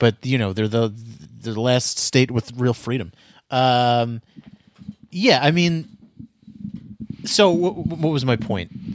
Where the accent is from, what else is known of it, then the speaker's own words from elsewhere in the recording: United States; I'm American, man. I'm an Amer-, I'm a red-blooded American